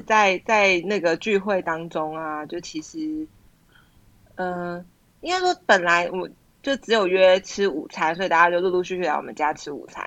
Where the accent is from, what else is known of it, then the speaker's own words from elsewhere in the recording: Zhonghe, New Taipei, Taiwan; 我们都住在综合，就是应该是我们都在综合长大